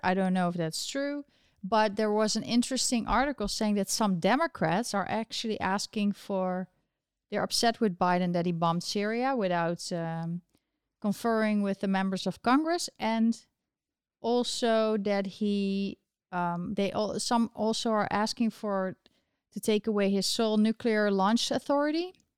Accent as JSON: {"language": "English", "country": "Netherlands", "moved": "as an adult", "lives_now": "New York, United States", "said": "I'm from the Netherlands"}